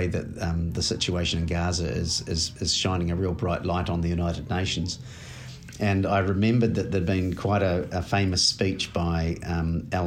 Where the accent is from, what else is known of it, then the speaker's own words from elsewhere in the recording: Winton, Southland, New Zealand; moved away as an adult; now in Dunedin, New Zealand; I was born in Winton, down in Southland. My parents were farmers and grew up in Winton and Invercargill